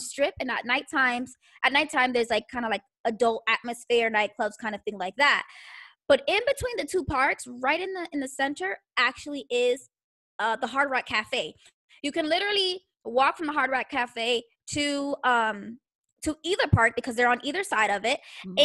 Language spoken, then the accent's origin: English; Florida, United States; now in Texas, United States; Growing up in Florida